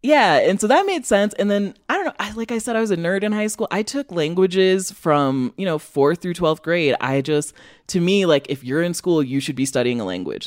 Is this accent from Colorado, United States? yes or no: no; Rockford, Illinois, United States; moved away as an adult; also born or lived in Western Massachusetts / Chicago; growing up there, like, I can talk about Rockford being bad